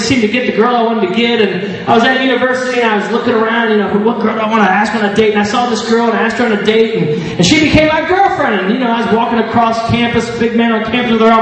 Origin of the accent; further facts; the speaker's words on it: United States; moved away; I grew up in the States. You probably figured that out with the accent